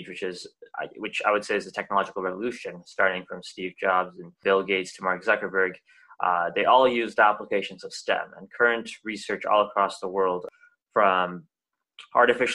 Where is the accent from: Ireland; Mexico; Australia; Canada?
Canada; Waterloo, Ontario; I'm from Waterloo, Ontario